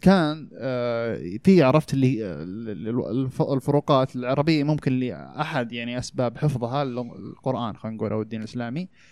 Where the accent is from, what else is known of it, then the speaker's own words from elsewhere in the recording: Saudi Arabia; انا الحين كسعودي